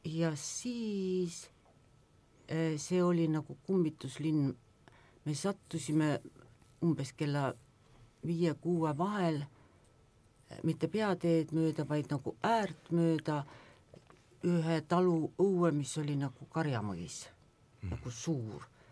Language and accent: Estonian; Pärnu, Pärnu County, Estonia; mina olen Pärnus sündinud ja kasvanud Pärnu lähedal mere ääres